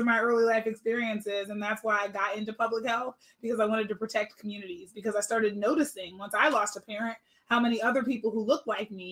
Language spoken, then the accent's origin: English; Pittsburgh, Pennsylvania, United States; now in Sacramento, United States; I'm originally actually from Pittsburgh, Pennsylvania.